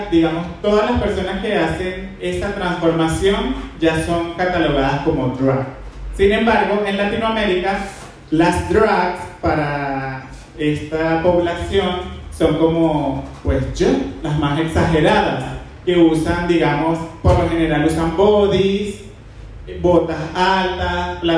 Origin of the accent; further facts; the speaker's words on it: Margarita Island, Nueva Esparta, Venezuela; now in Bogotá, Colombia; soy oriundo de Venezuela, de la isla de Margarita específicamente.